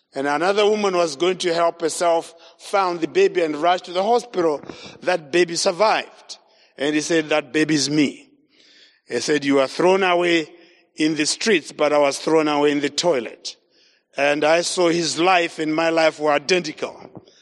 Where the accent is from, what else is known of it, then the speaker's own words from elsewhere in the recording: Zimbabwe; I was born in Zimbabwe, grew up in Zimbabwe